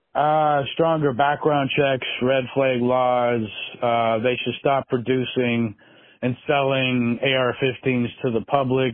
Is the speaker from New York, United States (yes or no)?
no; Alaska, United States; growing up in Alaska